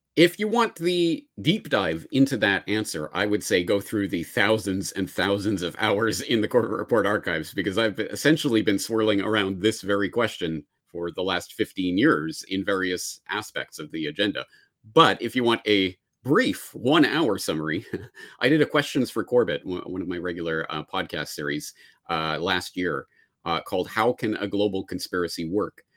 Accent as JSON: {"language": "English", "country": "Canada", "moved": "yes", "lives_now": "Japan", "said": "I say this as a Canadian in Japan"}